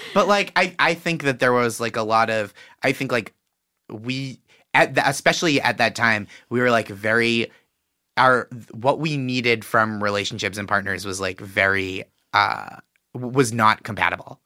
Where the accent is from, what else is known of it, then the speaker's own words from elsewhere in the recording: Boston, Massachusetts, United States; I'm from Boston